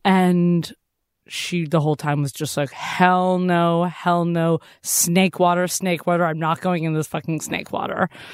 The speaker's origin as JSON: {"language": "English", "region": "Massachusetts", "country": "United States", "tie": "born or raised there", "said": "I grew up going to Walden Pond"}